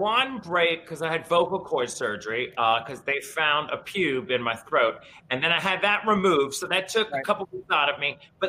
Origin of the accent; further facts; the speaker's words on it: New Orleans, Louisiana, United States; also born or lived in New York; now in Palm Springs, United States; I can deal with the heat because I'm from New Orleans.